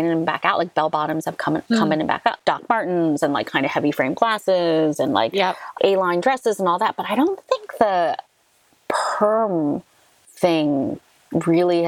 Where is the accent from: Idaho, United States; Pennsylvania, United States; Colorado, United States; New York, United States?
New York, United States; New York City; I was raised in Manhattan near Columbia University